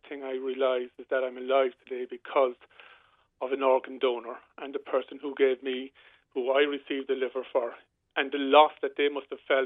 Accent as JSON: {"language": "English", "town": "Rosscarbery", "region": "Munster", "country": "Ireland", "tie": "born or raised there", "said": "I grew up here in Roscarbery playing football"}